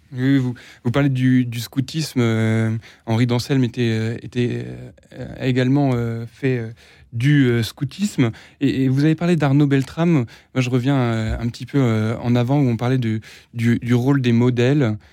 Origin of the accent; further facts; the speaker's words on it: France; nous, en tant que Français